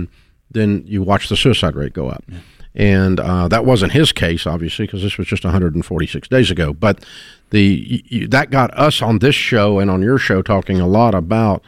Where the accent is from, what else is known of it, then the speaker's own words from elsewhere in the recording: Nashville, Tennessee, United States; I grew up in Nashville my whole life. I've been here, so 60 years I've been in this town